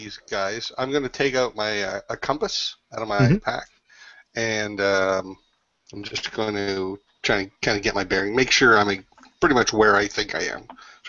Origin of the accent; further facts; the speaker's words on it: Canada; I'm Canadian. That's almost t-shirt weather.